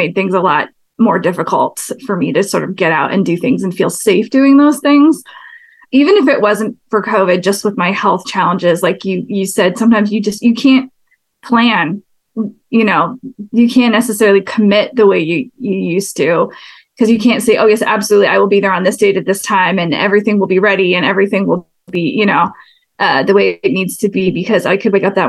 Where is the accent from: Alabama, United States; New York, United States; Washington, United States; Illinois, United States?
Washington, United States; Seattle; I'm born and raised in Seattle area.